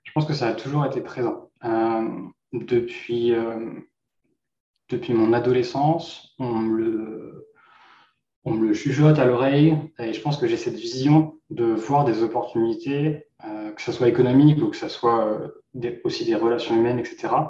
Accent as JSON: {"language": "French", "region": "Normandy", "country": "France", "moved": "as an adult", "lives_now": "Vancouver, Canada", "said": "je suis originaire de Normandie en France. Je suis maintenant un entrepreneur basé à Vancouver, au Canada, depuis 2020."}